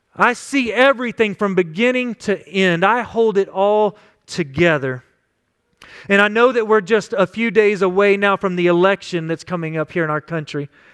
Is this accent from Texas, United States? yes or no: yes; West Texas, United States; Growing up in West Texas